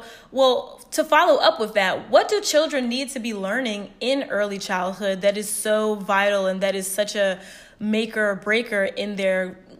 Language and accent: English; Norfolk, Virginia, United States; my hometown, Norfolk, Virginia